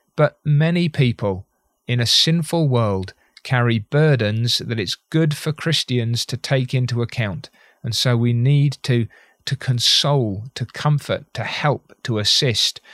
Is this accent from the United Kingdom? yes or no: yes; United Kingdom; as a Brit